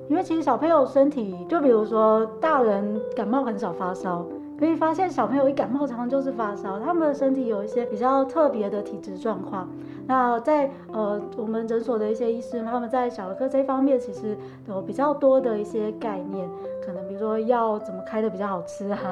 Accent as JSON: {"language": "Chinese", "region": "Chiayi", "country": "Taiwan", "also_born_or_lived": "Taoyuan", "moved": "as an adult", "lives_now": "Linkou, Taiwan", "said": "我本身其实住林口，不过因为我，我是嘉义人"}